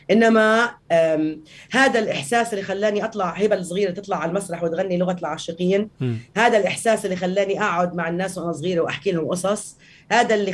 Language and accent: Arabic; Palestine; انا فلسطينيه